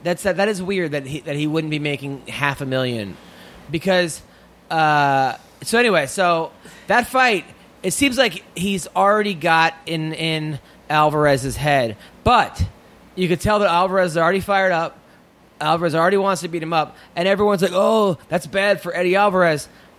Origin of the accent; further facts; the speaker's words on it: New York, United States; I'm from New York.